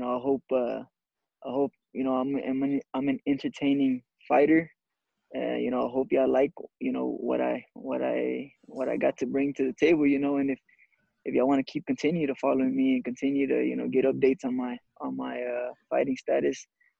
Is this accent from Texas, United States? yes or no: yes; Dallas, Texas, United States; born or raised there